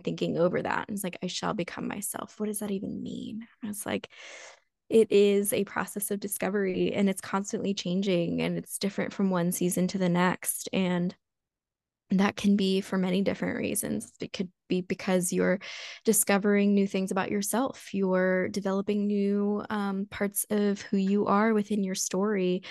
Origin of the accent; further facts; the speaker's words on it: United States; growing up in the United States